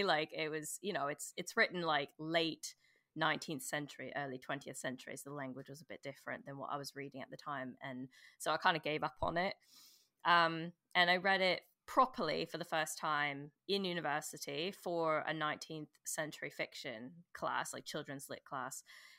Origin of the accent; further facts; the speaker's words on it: Canada; now in London, United Kingdom; I'm Canadian, if you notice the weird accent.